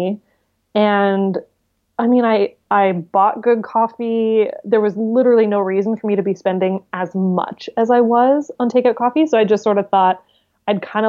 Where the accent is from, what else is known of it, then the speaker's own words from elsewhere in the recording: British Columbia, Canada; being from British Columbia, it's just incredibly beautiful